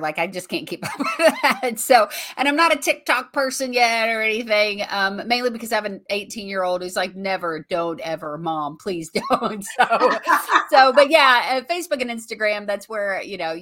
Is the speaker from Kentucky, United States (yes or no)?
yes; Bowling Green, Kentucky, United States; to be able to do a show here in my hometown with him